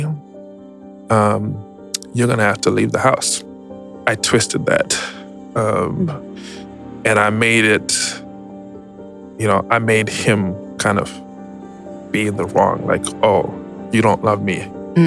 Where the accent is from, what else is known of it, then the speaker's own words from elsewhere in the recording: Zimbabwe; moved away as an adult; now in Atlanta, United States; But I was born and raised in Zimbabwe, migrated to the U.S. in 2010.